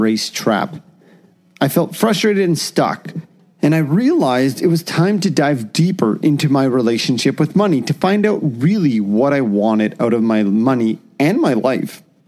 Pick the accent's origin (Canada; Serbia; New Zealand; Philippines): Canada; as a Canadian